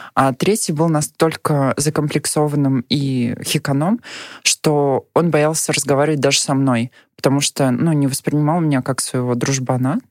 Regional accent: Nizhny Novgorod Oblast, Russia; moved away as an adult; now in Moscow, Russia; я родилась в Нижегородской области и э, 18 лет жила там

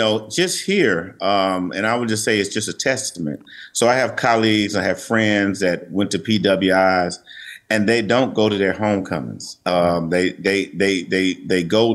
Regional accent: Jackson, Mississippi, United States; also born or lived in New York; I'm actually from Mississippi, and growing up in Jackson

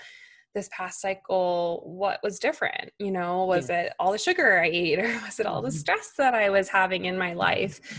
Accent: New York, United States; as a New Yorker, type A perfectionist, like career woman

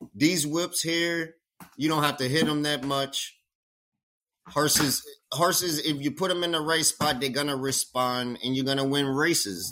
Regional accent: Louisiana, United States; I was born in Louisiana.

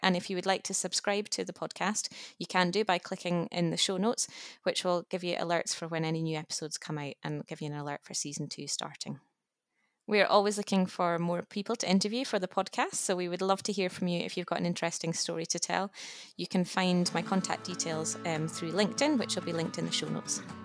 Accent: the Borders, Scotland, United Kingdom; also born or lived in west of Edinburgh; now in Edinburgh, United Kingdom; I'm originally from the Borders, but now live just west of Edinburgh with my husband

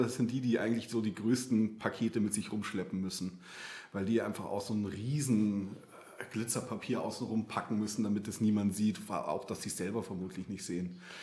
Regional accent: outside Munich, Bavaria, Germany; weil ich bin ja so vor den Toren Münchens aufgewachsen

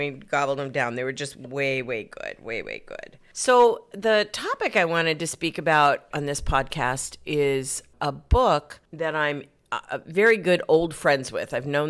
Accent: Arizona, United States; Southern route goes back into my roots where I was raised in Arizona, and I wouldn't recognize the state now.

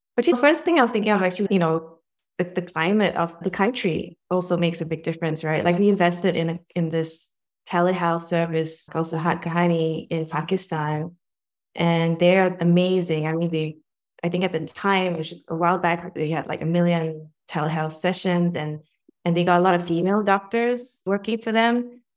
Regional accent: Singapore; moved away as an adult; also born or lived in United States; now in New York, United States; I grew up in Singapore, born and educated, but I've been living in the U S for over twenty years

